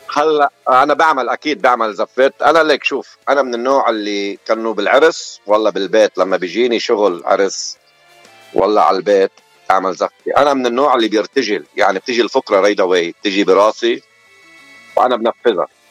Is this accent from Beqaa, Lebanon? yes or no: yes; Ain el-Tineh, Beqaa, Lebanon; now in Dearborn, United States; انا من لبنان من ضيعه حلوه كثير من البقاع الغربي من بلد اسمها عين التيني